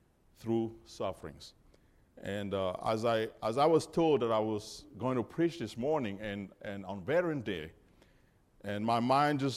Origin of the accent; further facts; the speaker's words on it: Cameroon; moved away; also born or lived in Georgia, United States; I was born and raised in Cameroon, Africa